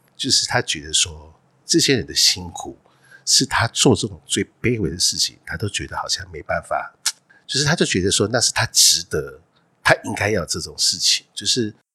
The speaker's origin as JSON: {"language": "Chinese", "region": "Hualien County", "country": "Taiwan", "moved": "as an adult", "said": "从花莲来的"}